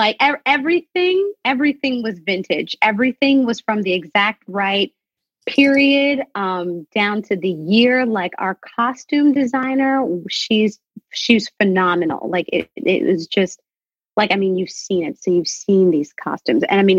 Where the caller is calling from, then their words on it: London, United Kingdom; So I'm in London right now.